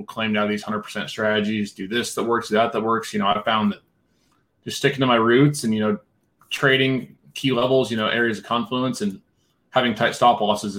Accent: Nebraska, United States; moved away as an adult; also born or lived in Denver, Colorado; now in Thornton, Colorado, United States; I'm from Nebraska originally, moved to Denver 5 years ago

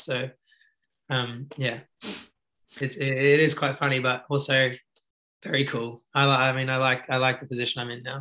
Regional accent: Australia; I was actually growing up in Australia

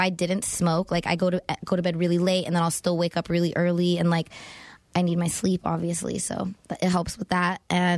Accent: California, United States; Yep. From the Valley.

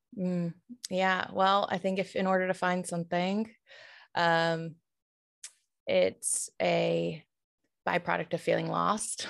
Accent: Tuscaloosa, Alabama, United States; now in Atlanta, United States; I grew up in Tuscaloosa, where the University of Alabama is

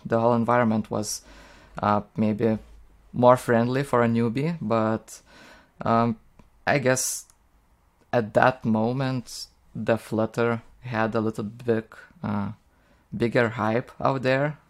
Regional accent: Lithuania; English is a second language; I'm from Lithuania

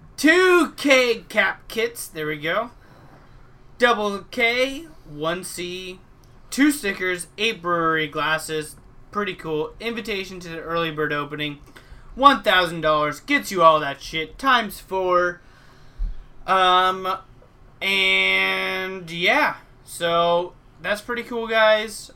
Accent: Alaska, United States; my home state, Alaska

